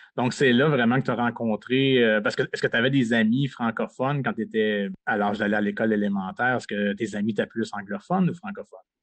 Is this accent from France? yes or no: no; Sainte-Rosalie, Quebec, Canada; moved away as an adult; also born or lived in Kapuskasing, Ontario; j'ai grandi à Sainte-Rosalie, un petit village du Québec, à environ à 35 minutes de Montréal